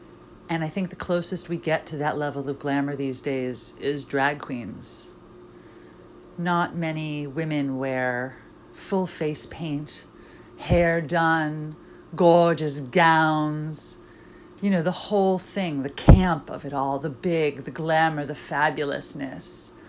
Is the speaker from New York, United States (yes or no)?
yes; New York City, New York, United States; I grew up in New York City and working in the club scene.